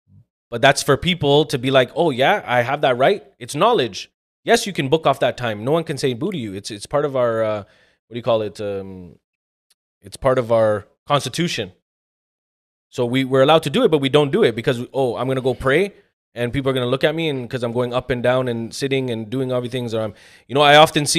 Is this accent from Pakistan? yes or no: yes; Pakistan; Being a Pakistani... I don't think it's ever going to end, right?